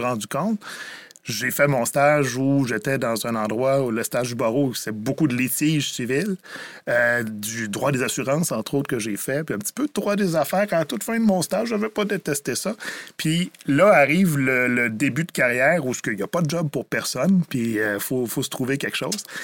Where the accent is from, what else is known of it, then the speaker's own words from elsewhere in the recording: Rivière-du-Loup, Quebec, Canada; Je viens de Rivière-du-Loup